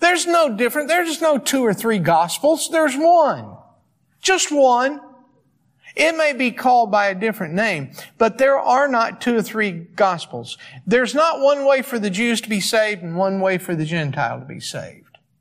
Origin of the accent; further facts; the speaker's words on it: East Coast, United States; moved away; I'm from the East Coast